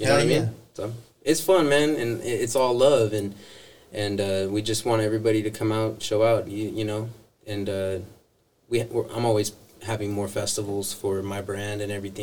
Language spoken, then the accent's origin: English; San Jose, California, United States; I'm from San Jose